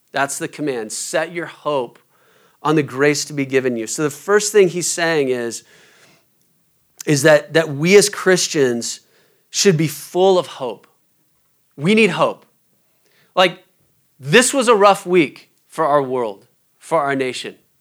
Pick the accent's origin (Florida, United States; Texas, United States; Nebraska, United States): Nebraska, United States; Omaha; moved away; I'm from Omaha originally